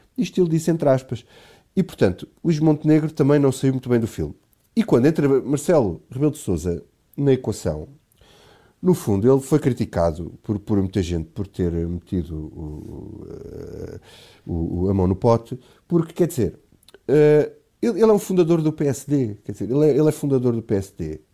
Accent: Alentejo, Portugal; now in Lisbon, Portugal; eu, eu, sou do Alentejo e na minha terra acontece exatamente a mesma coisa

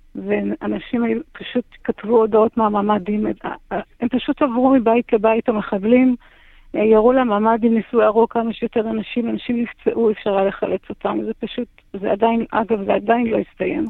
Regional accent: Kfar Aza, Southern District, Israel; אני נולדתי, גדלתי בכפר עזה, אני אוהבת את הקיבוץ הזה

